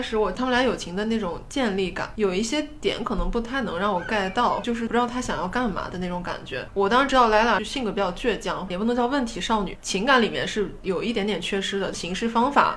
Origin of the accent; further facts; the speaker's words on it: Taiyuan, Shanxi, China; accent: Taiyuan-accented Mandarin; moved away; 回到比如说跟老家同学在一起，我们不会说纯方言，但是我们会带一口半言音